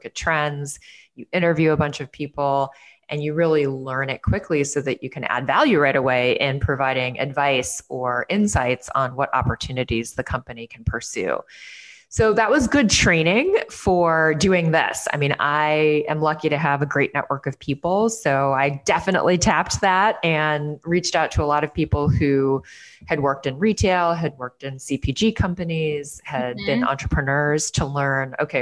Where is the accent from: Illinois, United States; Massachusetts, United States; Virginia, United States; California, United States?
Illinois, United States; Chicago; moved away as an adult; also born or lived in New York City; my hometown of Chicago